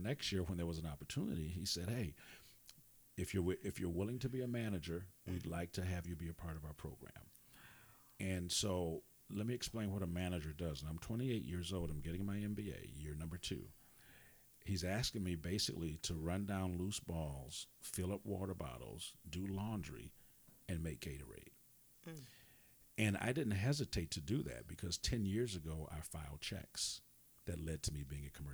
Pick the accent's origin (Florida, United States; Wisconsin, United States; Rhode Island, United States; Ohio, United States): Wisconsin, United States; I'm from Wisconsin